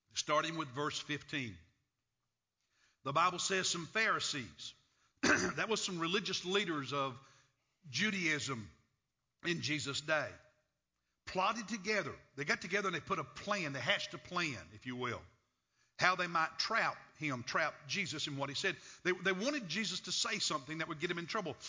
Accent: United States; accent: hillbilly; I'm an American citizen

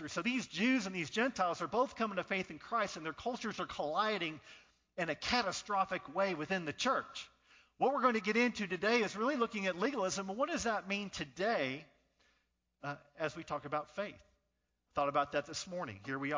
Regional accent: Northern California, United States; now in Rock Hill, United States; I was born in Northern California

